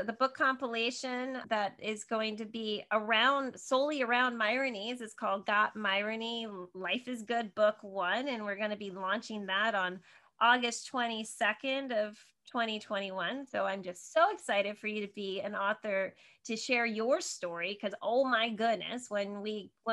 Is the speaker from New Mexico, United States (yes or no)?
no; Northern New Jersey, United States; moved away as an adult; I grew up in Northern New Jersey, right outside of New York City.